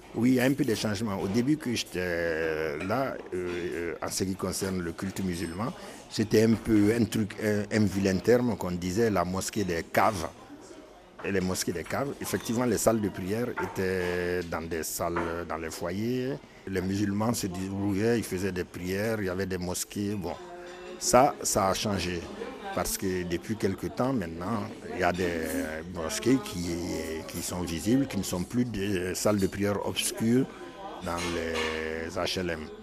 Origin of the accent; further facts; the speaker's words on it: Bamako, Mali; moved away as an adult; now in Marseille, France; Je suis arrivé de, Bamako, du Mali pour faire des études